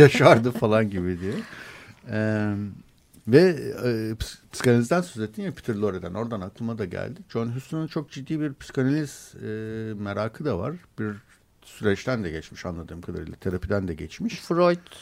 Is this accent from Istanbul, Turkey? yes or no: yes; Istanbul, Turkey